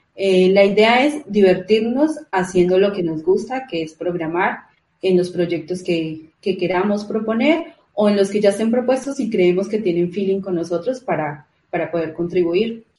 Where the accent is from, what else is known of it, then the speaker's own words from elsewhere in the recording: Colombia; moved away as an adult; now in Spain; soy de Colombia, vivo en España hace tres años también